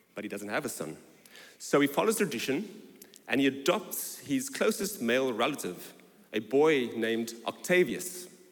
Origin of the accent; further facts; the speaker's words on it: South Africa; moved away as an adult; now in London, United Kingdom; I was born in South Africa and I arrived in London in 2001 on my honeymoon